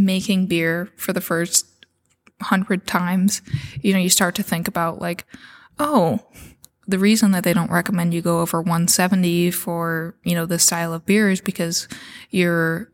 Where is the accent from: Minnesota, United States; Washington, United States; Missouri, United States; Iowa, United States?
Iowa, United States; Edgewood; now in Guttenberg, United States; I'm originally from Edgewood, which is just some tiny little town in northeast Iowa.